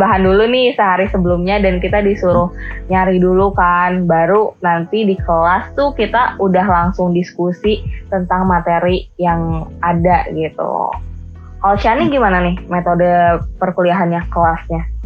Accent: Bandung, West Java, Indonesia; aku nih orang Bandung

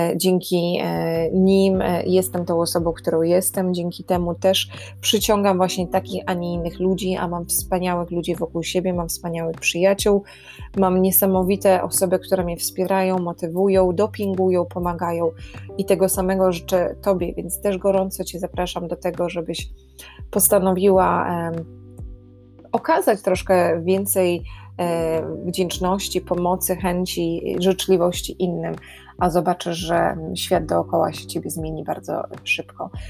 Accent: Warsaw, Masovian Voivodeship, Poland; moved away as an adult; now in Ireland; ja jestem z Warszawy

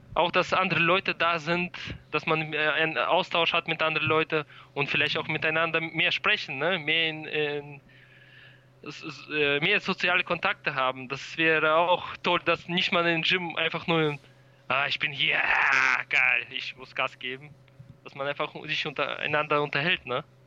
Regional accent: Germany; wir kommen aus Deutschland

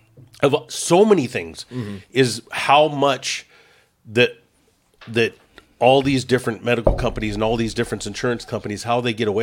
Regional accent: Oxnard, Ventura, Southern California, United States; we're from a little town, you know, Oxnard, Ventura, out in Southern California.

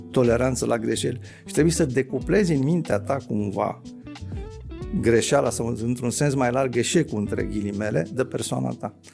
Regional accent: Romania

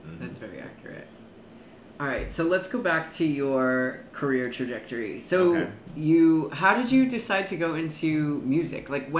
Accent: Connecticut, United States; now in New York, United States; I'm from I'm Connecticut.

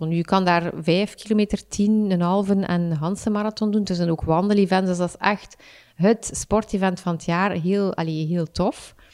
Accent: Ghent, East Flanders, Belgium; now in Torhout, Belgium; Ik, ik kom van Gent, maar... Um, mijn verhuis naar, naar Torhout.

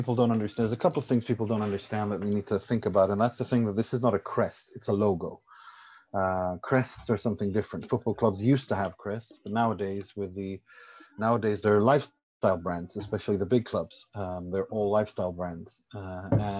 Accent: Sweden; moved away; also born or lived in Iran / Italy; I was born in Iran, raised in Sweden, lived in Italy, studied in Italy.

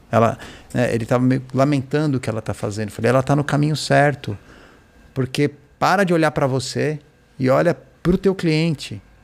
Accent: Brazil; Eu sou brasileiro

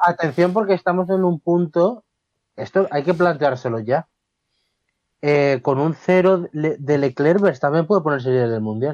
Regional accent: Spain; como español

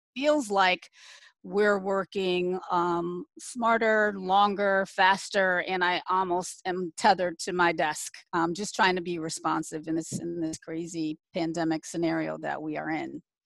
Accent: Michigan, United States; moved away as an adult; also born or lived in Canton, Ohio / Washington, D.C.; was born in Canton, Ohio, um, the home of the Football Hall of Fame for those who are football fans. Um, my dad got a job at General Motors, so he moved us to Michigan. So I was raised in Michigan

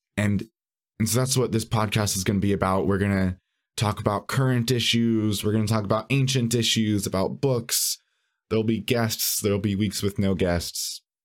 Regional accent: San Bernardino, California, United States; moved away as an adult; also born or lived in Los Angeles; now in Chicago, United States; technically I grew up in San Bernardino

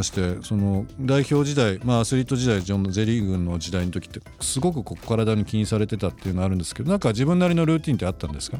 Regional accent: Shizuoka, Japan; born there; 静岡で生まれて、まあ、静岡サッカー王国ですけども本当に幼い時からずっとサッカーとのこう生活というか

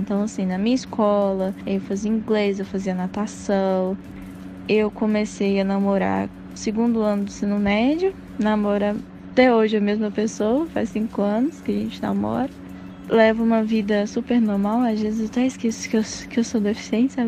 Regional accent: Passos, Minas Gerais, Brazil; born or raised there; moved away

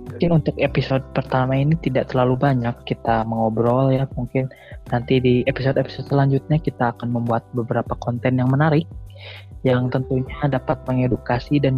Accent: West Java, Indonesia; mohon maaf karena kita asli Sunda

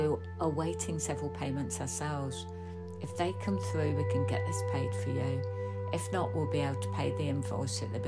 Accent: United Kingdom; we as British people have grown up with this

